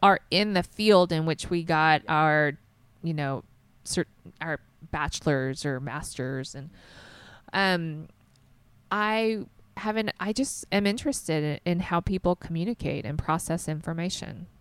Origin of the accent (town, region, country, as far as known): the South, United States; born or raised there